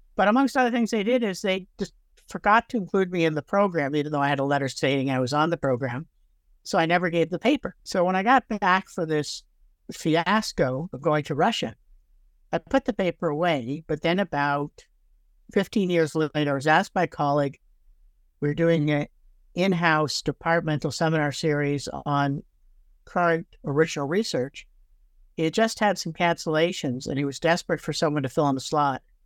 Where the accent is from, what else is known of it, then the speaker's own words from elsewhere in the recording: Toronto, Ontario, Canada; also born or lived in Brooklyn, New York / Fredericton, New Brunswick; now in Victoria, Canada; I actually grew up in Toronto